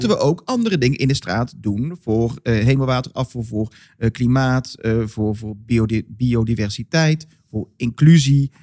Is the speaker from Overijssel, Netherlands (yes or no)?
no; Molenschot, North Brabant, Netherlands; Vooral in Modeschot, waar ik vandaan kom